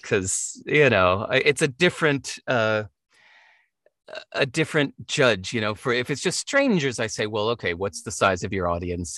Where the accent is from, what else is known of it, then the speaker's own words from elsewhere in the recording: United States; growing up in America